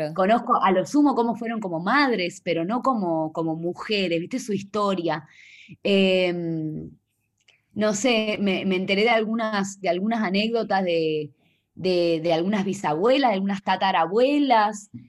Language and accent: Spanish; Salta, Argentina; moved away; Yo soy eh, del, de Salta, del norte de Argentina